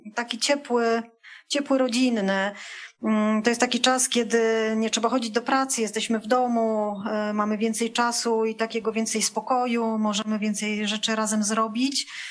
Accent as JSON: {"language": "Polish", "country": "Poland", "said": "ja pochodzę z terenów górskich, takich może bardziej podgórskich"}